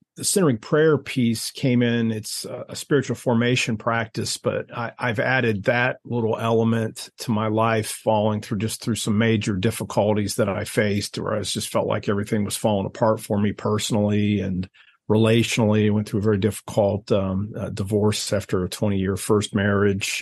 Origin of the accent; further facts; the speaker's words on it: Ohio, United States; I grew up in Ohio